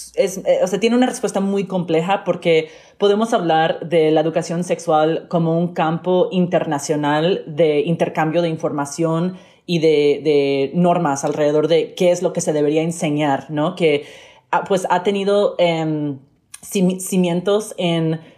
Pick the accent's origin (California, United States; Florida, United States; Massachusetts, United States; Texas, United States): Florida, United States; Miami; yo crecí eh, en Miami, asistí a escuelas públicas